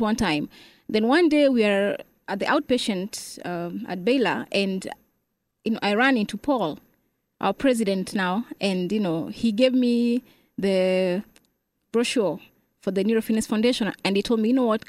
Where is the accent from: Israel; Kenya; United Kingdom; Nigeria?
Kenya; moved away as an adult; now in Dallas, United States; I'm from Kenya.